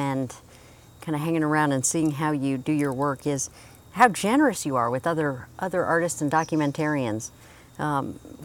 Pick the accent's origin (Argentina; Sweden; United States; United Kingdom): United States; North Carolina; I'm from North Carolina where everything is a beach break